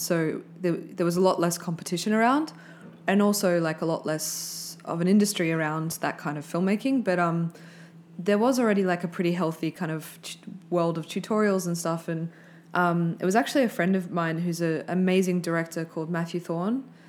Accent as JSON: {"language": "English", "town": "Brisbane", "region": "Queensland", "country": "Australia", "tie": "born or raised there", "said": "I grew up in Brisbane"}